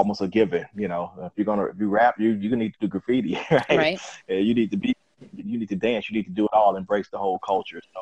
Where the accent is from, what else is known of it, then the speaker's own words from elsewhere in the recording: Chicago, Illinois, United States; I'm here from the south side of Chicago